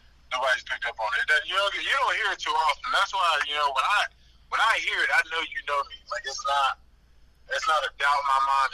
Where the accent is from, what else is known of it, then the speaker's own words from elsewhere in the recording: Greensboro, North Carolina, United States; I'm from the South, from Greensboro